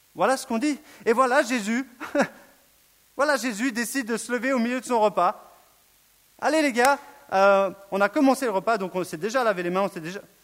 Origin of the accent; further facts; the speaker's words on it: Switzerland; je suis suisse